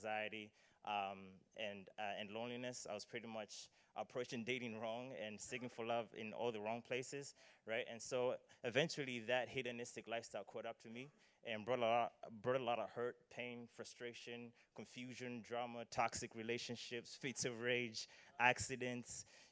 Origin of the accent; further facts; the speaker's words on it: Malawi; moved away; I am from Malawi, so excuse the accent if some words sound unfamiliar or or funny.